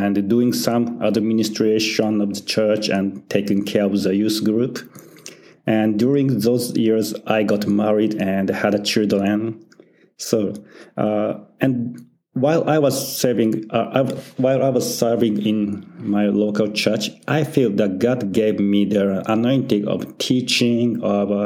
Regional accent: Tokyo, Japan; I was born in Tokyo, Japan, and I was born again in Tokyo, Japan also. So I'm very made in Japan Christian

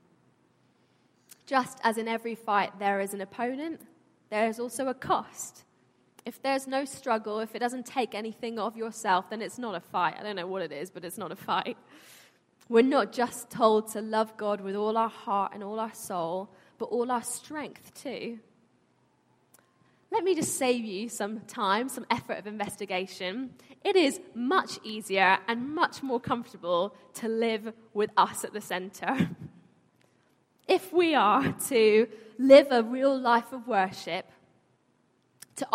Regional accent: London, United Kingdom; I was born here, but my family were born and brought up in Iran.

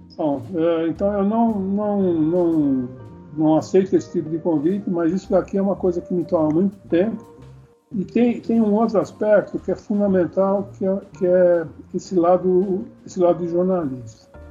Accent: Brazil; sou brasileiro

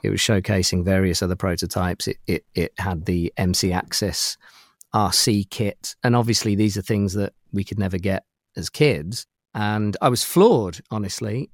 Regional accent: United Kingdom; accent: British; my accent is is from from the UK

